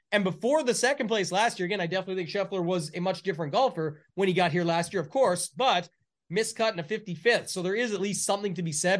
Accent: Canada; I'm the Canadian

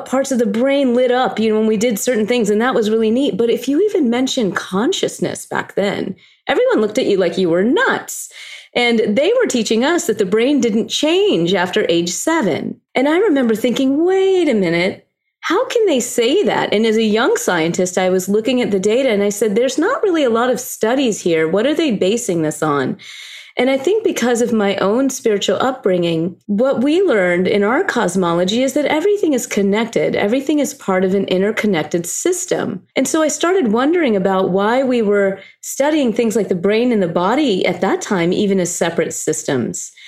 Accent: the South, United States; I was born and raised in the South

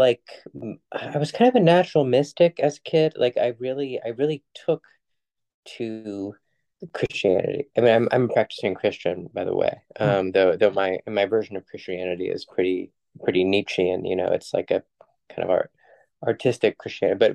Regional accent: New York City, New York, United States; I was raised mostly in New York City in a context that was hyper secular

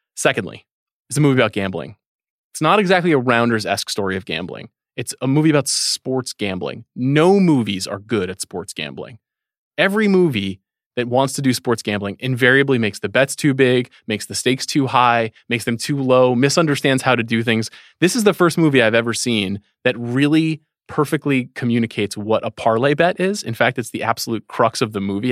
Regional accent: Long Island, New York, United States; so many people I grew up with on Long Island

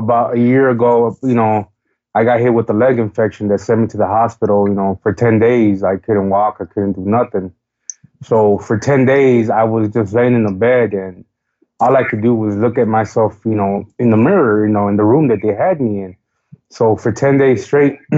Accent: Chicago, Illinois, United States; I am from Chicago, Illinois, born and raised

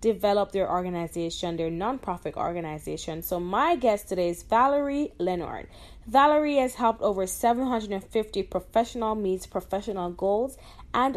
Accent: Jamaica; I'm from Jamaica

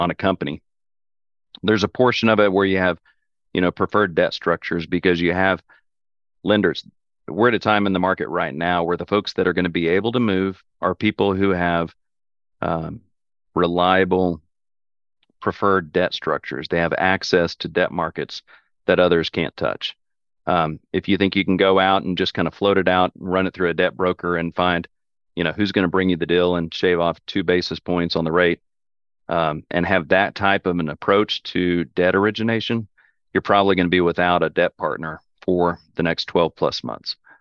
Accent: Oklahoma, United States; we're from Oklahoma. My family's been in Oklahoma for, you know, five generations.

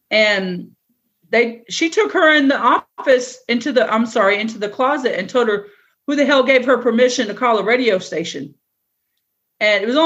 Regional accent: East Coast, United States; And I've seen a hurricane because I'm from the East Coast, but never have I seen a tornado.

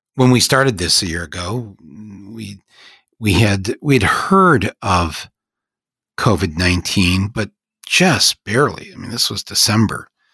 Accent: United States

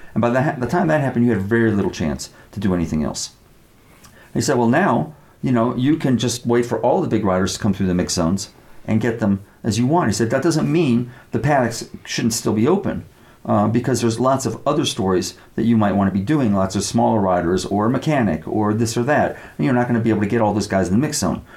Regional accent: United States; I'm an American. I grew up uh, you know, believing in the uh, American legal system

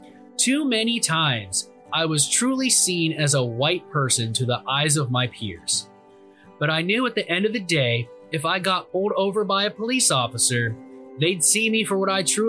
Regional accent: Worthington, Ohio, United States; Growing up in Worthington, Ohio, my whole life, I've been very fortunate to live in a safe community with great people.

